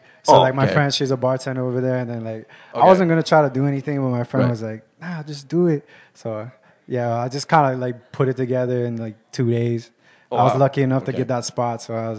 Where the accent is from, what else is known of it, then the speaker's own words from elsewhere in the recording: Kauai, Hawaii, United States; I'm from Kauai.